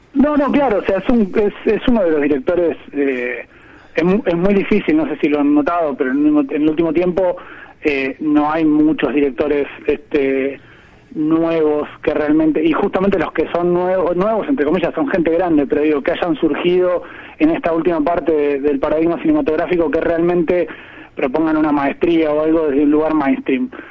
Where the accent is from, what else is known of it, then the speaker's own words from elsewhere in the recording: Dolores, Buenos Aires Province, Argentina; yo crecí en Dolores, que es un pueblo a 200 kilómetros de capital, nací en capital, pero crecí en Dolores.